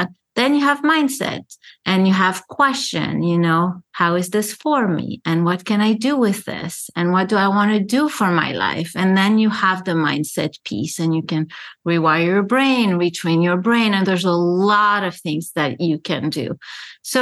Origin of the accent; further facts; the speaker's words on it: Paris, Île-de-France, France; moved away as an adult; also born or lived in Lebanon; now in New York, United States; having been born in Lebanon, growing up in Paris, I never belonged because I was more European than the Lebanese